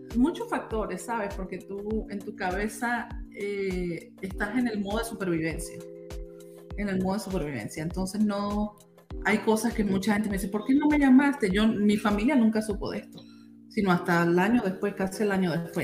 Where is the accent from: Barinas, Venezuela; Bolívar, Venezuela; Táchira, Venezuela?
Táchira, Venezuela; Táriba; moved away as an adult; now in Utah, United States; Yo soy de, de un pueblito que se llama Tariba, los Andes venezolanos, del Táchira